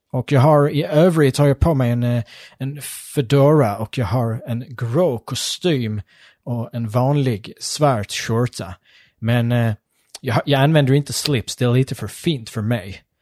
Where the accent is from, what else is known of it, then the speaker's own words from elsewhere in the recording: United States; now in Sweden; och jag, jag kommer från USA från början.